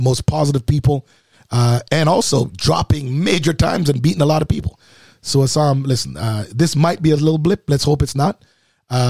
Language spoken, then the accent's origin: English; Jamaica; I am a Jamaican